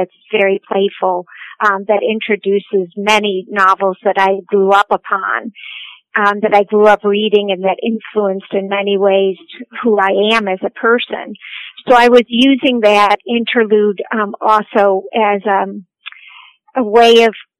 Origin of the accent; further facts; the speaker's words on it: Cleveland, Ohio, United States; I am an Ohioan. I was born and raised in Cleveland, Ohio.